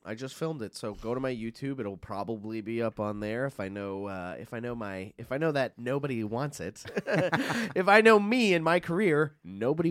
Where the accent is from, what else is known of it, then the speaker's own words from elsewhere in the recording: Long Island, New York, United States; I'm from Long Island